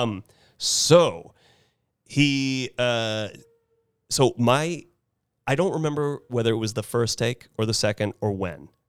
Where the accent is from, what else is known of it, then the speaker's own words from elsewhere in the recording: Carmel, California, United States; I get uncomfortable when I say I'm from Carmel